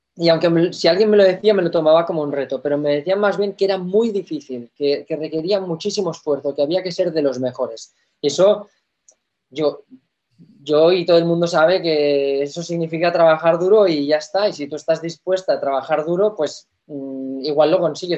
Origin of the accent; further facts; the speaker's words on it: Spain; en mi país